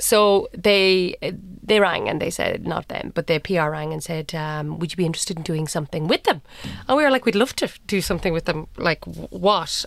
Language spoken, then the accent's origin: English; Cork, Munster, Ireland; I'm from Cork, uh, went to U C C